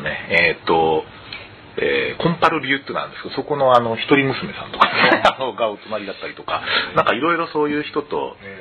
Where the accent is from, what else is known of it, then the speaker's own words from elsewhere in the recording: Tokyo, Japan; 僕生まれたのが都立豊島病院なのでえー、ちょうどあの辺りですね東上線の大山という駅るんですけどその近くであの辺でずっと育ってました